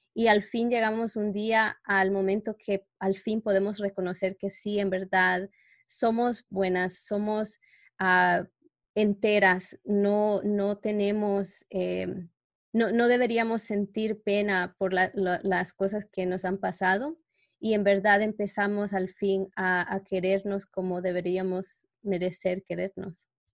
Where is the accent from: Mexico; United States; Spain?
United States; New York; moved away as an adult; now in Canada; trabajaba en Nueva York, como donde yo crecí, ahora que vivo en Canadá